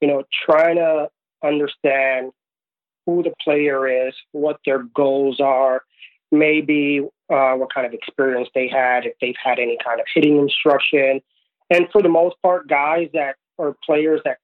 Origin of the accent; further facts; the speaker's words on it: New York City, New York, United States; also born or lived in Puerto Rico / Florida; Moved to the States at a young age, grew up in New York City